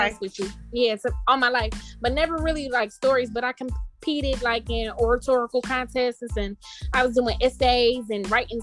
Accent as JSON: {"language": "English", "town": "Detroit", "region": "Michigan", "country": "United States", "said": "I'm from Detroit"}